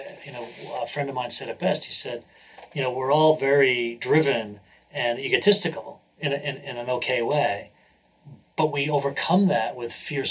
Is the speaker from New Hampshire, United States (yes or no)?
yes; New Hampshire, United States; also born or lived in Oklahoma; now in San Francisco, United States; I was born in Oklahoma, but very quickly moved to New Hampshire. So I grew up in New Hampshire